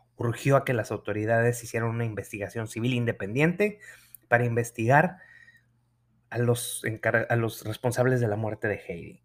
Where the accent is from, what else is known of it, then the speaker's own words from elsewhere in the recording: Nuevo León, Mexico; mi tierra, Nuevo León